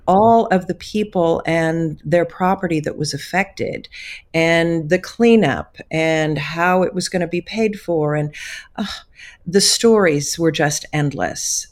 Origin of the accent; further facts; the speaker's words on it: Wayland, Missouri, United States; I grew up in Northeast Missouri, actually in Wayland, Missouri